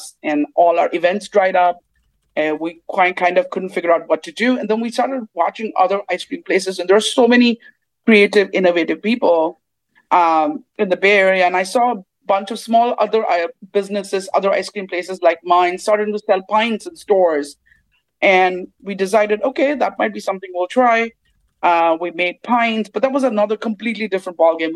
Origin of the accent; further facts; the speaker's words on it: Mumbai, Maharashtra, India; moved away as an adult; now in United States; my family comes from the South, even though I grew up in Bombay